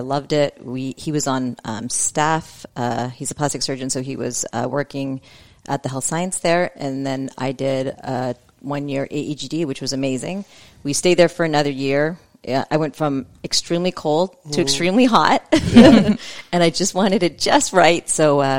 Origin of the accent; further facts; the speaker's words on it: Canada; moved away as an adult; also born or lived in San Antonio, Texas; now in United States; I grew up in Canada. And I grew up in Canada, right in the middle in cold Canada. And I did dental school in Canada.